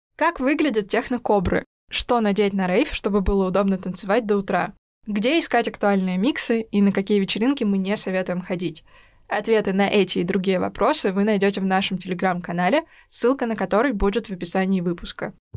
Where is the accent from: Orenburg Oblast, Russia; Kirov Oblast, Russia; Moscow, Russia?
Kirov Oblast, Russia; Kirov; в моем родном городе Кирове